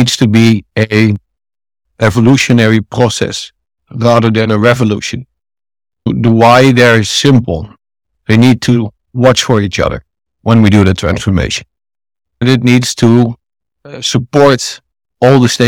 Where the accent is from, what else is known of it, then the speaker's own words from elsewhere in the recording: a small town next to Amsterdam, North Holland, Netherlands; also born or lived in India; I'm from the Netherlands, from a small town next to Amsterdam